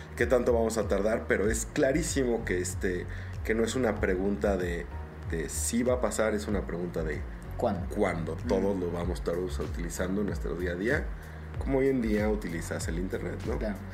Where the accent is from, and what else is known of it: Mexico